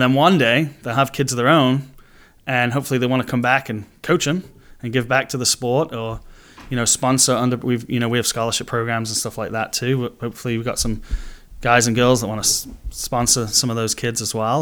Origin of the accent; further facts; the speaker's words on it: Manchester, North West England, United Kingdom; moved away as an adult; now in United States; I grew up in Manchester, in England, so it's, it's been in the blood since I was born